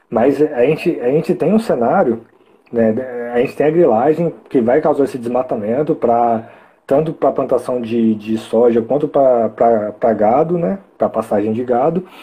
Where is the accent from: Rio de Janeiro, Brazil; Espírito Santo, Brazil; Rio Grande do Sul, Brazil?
Espírito Santo, Brazil; also born or lived in Minas Gerais; Eu, eu nasci em Minas, mas eu moro aqui praticamente minha vida toda, no Espírito ah, Santo